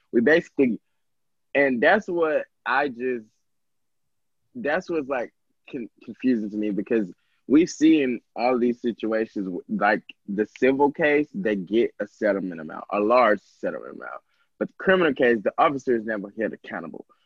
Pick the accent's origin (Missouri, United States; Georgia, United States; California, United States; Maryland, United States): Georgia, United States; I'm from Georgia